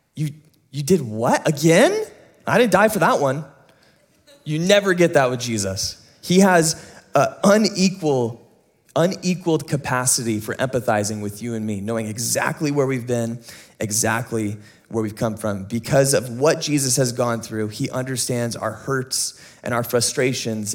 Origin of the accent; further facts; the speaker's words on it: United States; you and me as an American audience